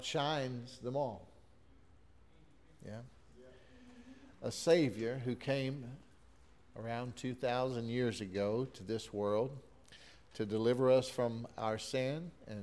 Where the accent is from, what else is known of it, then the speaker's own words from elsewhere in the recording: Texas City, Texas, United States; my wife and I grew up in Texas City